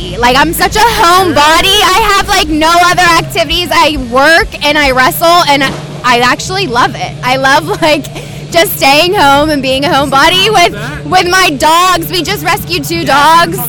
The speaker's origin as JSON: {"language": "English", "town": "Pittsburgh", "region": "Pennsylvania", "country": "United States", "moved": "as an adult", "lives_now": "Florida, United States", "said": "I'm originally from Pittsburgh, PA."}